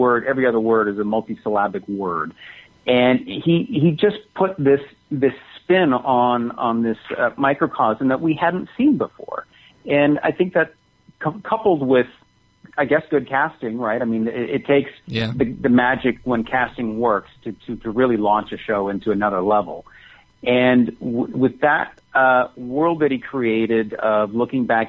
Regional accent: Canada; moved away; I'm Canadian

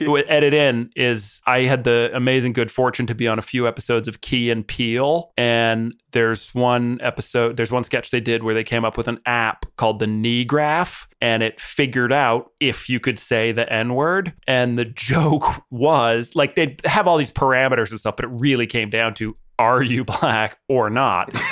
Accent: Boston, Massachusetts, United States; moved away as an adult; now in London, United Kingdom; I'm from Boston

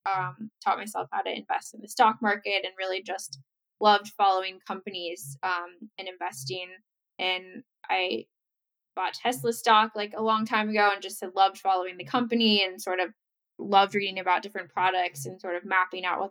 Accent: Bexley, Ohio, United States; I grew up right outside Columbus, Ohio in a town called Bexley

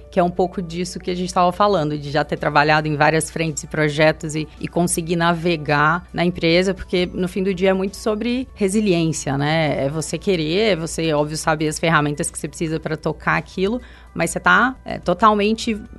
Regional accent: Minas Gerais, Brazil; now in São Paulo, Brazil; Eu sou mineira, nascida e criada em Minas, vim para São Paulo bem no início da minha carreira.

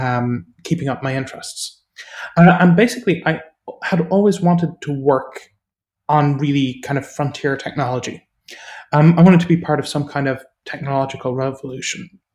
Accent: Ireland; I grew up in Ireland, as people might guess from my accent

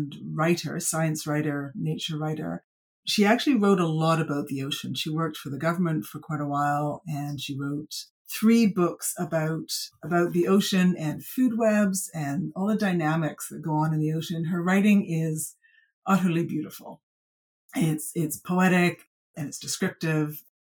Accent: British Columbia, Canada; moved away as an adult; I grew up in British Columbia, I left, I came back.

